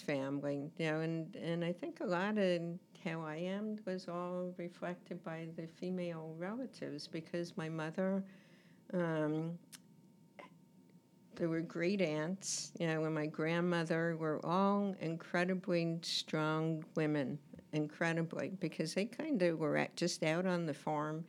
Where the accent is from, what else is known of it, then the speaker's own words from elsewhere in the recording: New Jersey, United States; I grew up in New Jersey, and it's actually a very funny thing because I don't consider myself a New Jerseyan